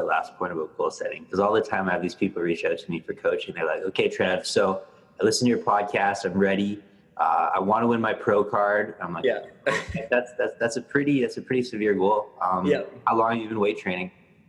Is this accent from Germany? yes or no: no; Canada; I'm Canadian, though.